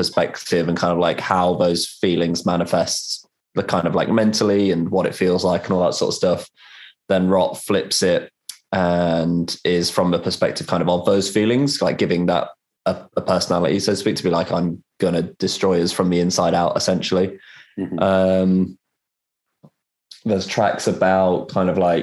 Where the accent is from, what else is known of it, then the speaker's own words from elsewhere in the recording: Rugby, West Midlands, United Kingdom; growing up in that environment, say, there's just fuck all